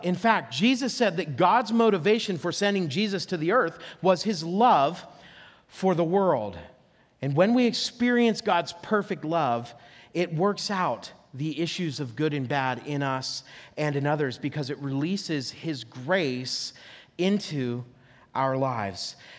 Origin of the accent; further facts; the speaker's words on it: near Oil City, Franklin area, Pennsylvania, United States; I grew up up near Oil City, Franklin area